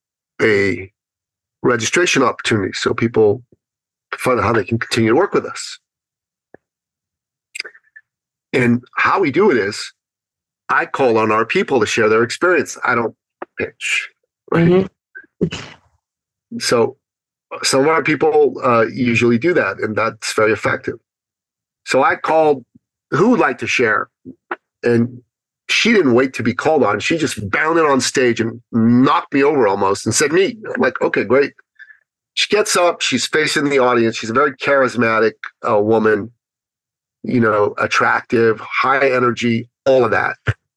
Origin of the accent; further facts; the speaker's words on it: Toronto, Ontario, Canada; She's from Ottawa. I'm from Toronto. It's a 5-hour drive.